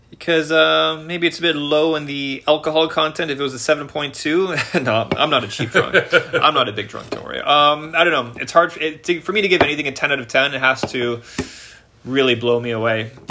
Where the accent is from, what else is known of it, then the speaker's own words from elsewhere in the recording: Canada; accent: Canadian; I am I am so Canadian. Um, I, I just sound so Canadian.